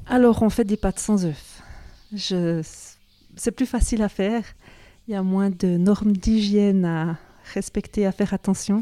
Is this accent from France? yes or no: no; Cernier, Neuchâtel, Switzerland; also born or lived in Zurich; je suis née ici, à Cernier, dans les bâtiments de l'école d'agriculture.